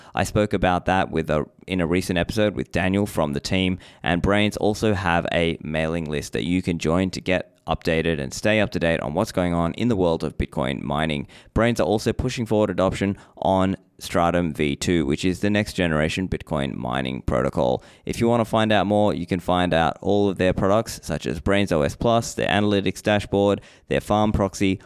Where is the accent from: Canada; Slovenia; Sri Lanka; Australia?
Sri Lanka; I was born in Sri Lanka